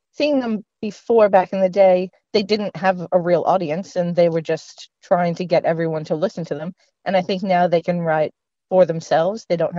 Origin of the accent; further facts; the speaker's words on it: Prince Edward Island, Canada; moved away as an adult; where I'm from, Prince Edward Island